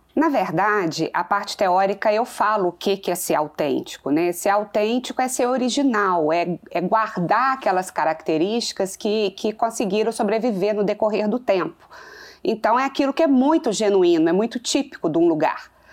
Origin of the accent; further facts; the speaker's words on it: Manhumirim, Minas Gerais, Brazil; sou do interior sim, sou de Manhumirim, né, na zona da Mata Mineira. E o que tem no interior é, é, exatamente essa questão de família, né? Foi no interior que eu cresci